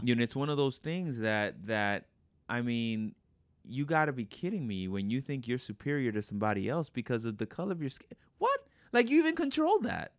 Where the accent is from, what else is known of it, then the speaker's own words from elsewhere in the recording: New York, United States; I was born in New York